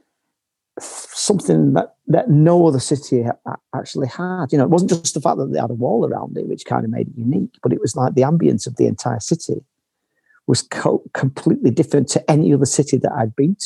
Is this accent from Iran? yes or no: no; Manchester, North West England, United Kingdom; moved away as an adult; now in Berlin, Germany; I grew up in Manchester in this council house